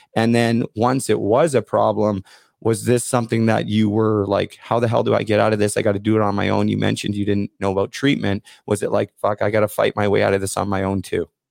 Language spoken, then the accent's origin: English; Vancouver, British Columbia, Canada; I'm from Vancouver